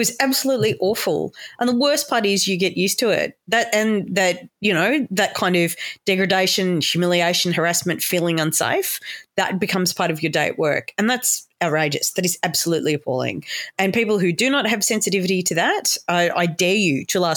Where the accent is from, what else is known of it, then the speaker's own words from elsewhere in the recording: Sydney, New South Wales, Australia; moved away; I'm very proud to be from New South Wales. And I'm so old. I came from Sydney when Sydney was fun